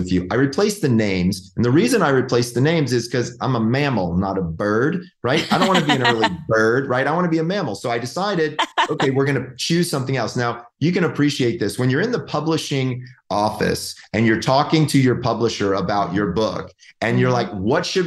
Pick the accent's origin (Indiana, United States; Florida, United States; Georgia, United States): Georgia, United States; now in California, United States; I'm from Georgia. Like, it's like old home for me.